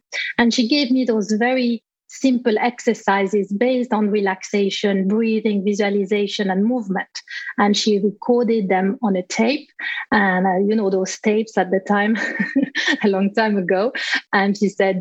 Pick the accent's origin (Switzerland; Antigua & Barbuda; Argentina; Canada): Switzerland; moved away as an adult; also born or lived in England; I was in Switzerland, my home country